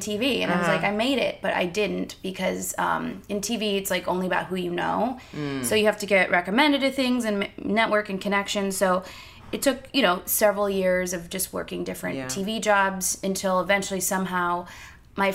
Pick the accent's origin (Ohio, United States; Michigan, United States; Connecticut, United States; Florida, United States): Michigan, United States; Ann Arbor; I'm from Ann Arbor, Michigan.